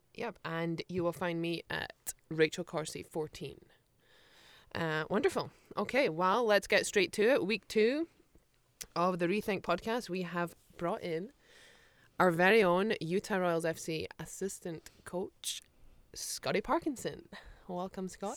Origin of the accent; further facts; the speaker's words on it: United Kingdom; moved away as an adult; now in United States; I'm British and I understand the football culture back home